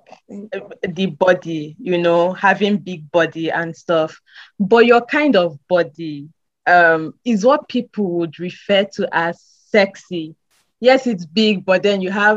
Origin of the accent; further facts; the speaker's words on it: Nigeria; we're Nigerians in Nigeria